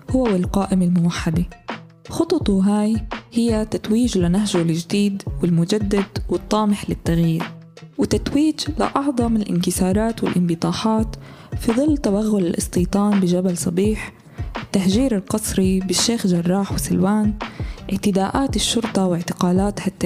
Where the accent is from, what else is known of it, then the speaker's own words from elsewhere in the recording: Palestine; التخلص من نتنياهو هو الحل لمشاكلنا كفلسطينيين